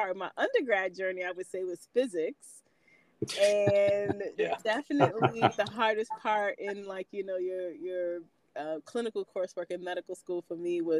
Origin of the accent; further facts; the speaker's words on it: New York City, New York, United States; moved away as an adult; also born or lived in Nashville, Tennessee / Cincinnati, Ohio; I'm originally from New York. I'm from Queens, born and raised.